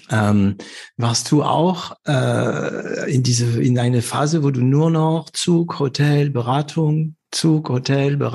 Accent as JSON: {"language": "German", "country": "France", "second_language": "German", "said": "als Franzose"}